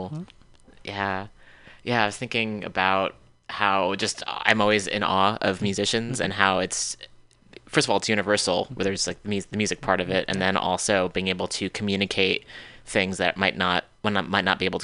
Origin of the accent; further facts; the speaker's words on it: Oakland, California, United States; born there; I was born in Oakland and lived